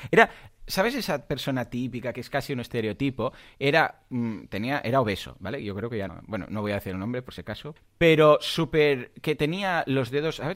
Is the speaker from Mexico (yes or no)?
no; Mataró, Catalonia, Spain; soy de Mataró